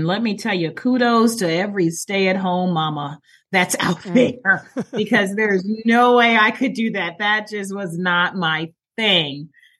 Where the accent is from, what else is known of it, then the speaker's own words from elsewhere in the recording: Maryland, United States; also born or lived in Atlanta; I'm originally from Maryland, but then we migrated on down to Atlanta to help my parents help start up the Georgia Lottery back in 94.